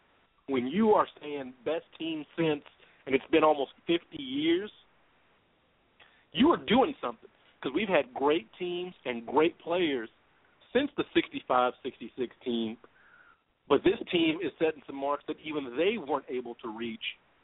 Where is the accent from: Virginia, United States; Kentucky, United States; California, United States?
Kentucky, United States; Louisville; Louisville to London because I like to throw in my hometown into the mix.